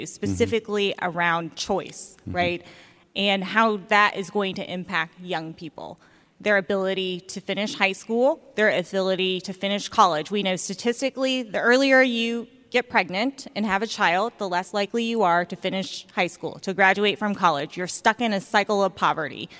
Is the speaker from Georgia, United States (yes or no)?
yes; Augusta, Georgia, United States; when I was young, growing up in Augusta, Georgia